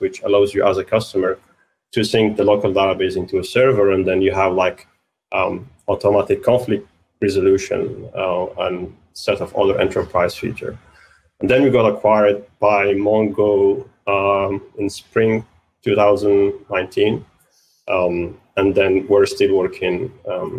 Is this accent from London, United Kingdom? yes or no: yes; London, United Kingdom; I'm from London